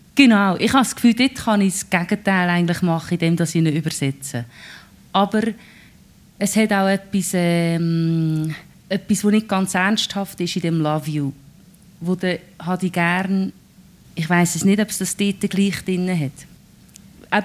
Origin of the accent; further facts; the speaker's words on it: Lucerne hinterland, Switzerland; accent: Lucerne German; first language Swiss German (Lucerne dialect); ich bin ja im Hinterland von Luzern aufgewachsen